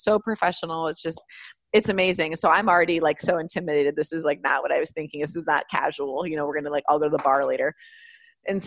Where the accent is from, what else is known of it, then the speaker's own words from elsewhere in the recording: California, United States; I'm from California. I'm American